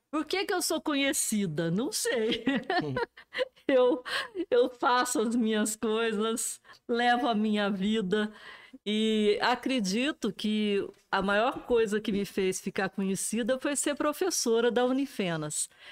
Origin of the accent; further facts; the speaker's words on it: Alfenas, Minas Gerais, Brazil; also born or lived in Boa Esperança; nasci em Boa Esperança, vim para Alfenas com cinco anos de idade